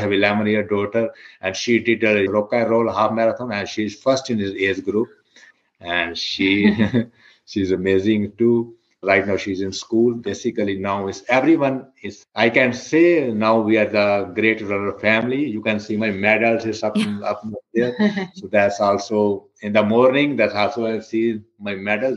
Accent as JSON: {"language": "English", "country": "India", "moved": "as an adult", "lives_now": "United States", "said": "I'm from India. When I came, we moved from India, I believe it's 2007 in the US."}